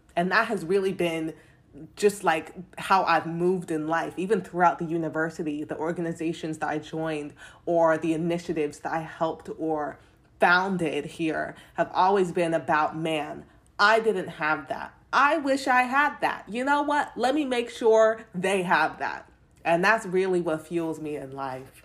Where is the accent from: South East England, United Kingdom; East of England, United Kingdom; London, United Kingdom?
London, United Kingdom; now in United States; I was born in London. I grew up in London, but then I moved to America. So I got this funny accent